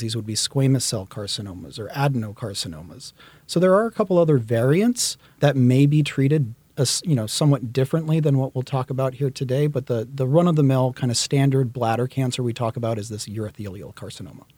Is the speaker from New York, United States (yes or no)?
no; Baton Rouge, Louisiana, United States; moved away as an adult; also born or lived in Boston; I grew up in Baton Rouge, Louisiana.